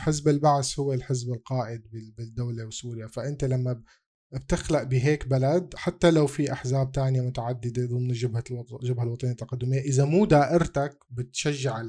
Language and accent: Arabic; Syria; انا سوري